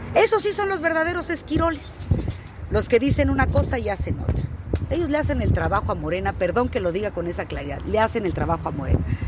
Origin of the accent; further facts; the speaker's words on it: State of Mexico, Mexico; soy del Estado de México